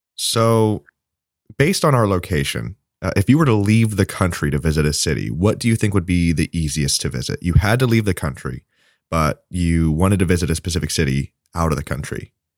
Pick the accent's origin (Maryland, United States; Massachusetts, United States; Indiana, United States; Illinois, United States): Indiana, United States; Indianapolis; we're from Indiana and we're all from Indianapolis